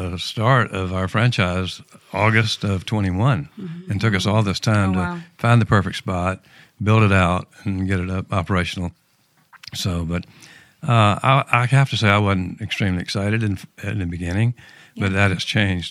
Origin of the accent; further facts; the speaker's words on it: Alabama, United States; now in Jacksonville, United States; where I grew up in Alabama